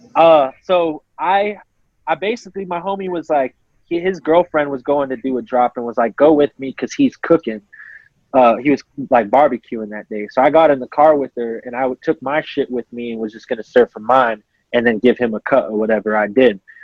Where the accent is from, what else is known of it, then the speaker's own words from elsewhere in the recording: Colorado, United States; I'm from Colorado